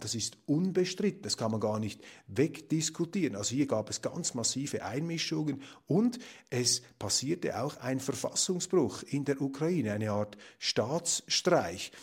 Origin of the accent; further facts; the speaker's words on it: Switzerland; bei uns in der Schweiz